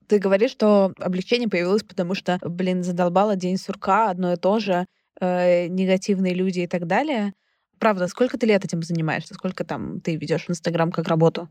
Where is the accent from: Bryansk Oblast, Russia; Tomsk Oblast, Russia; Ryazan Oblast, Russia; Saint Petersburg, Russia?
Saint Petersburg, Russia; Я сама петербурженка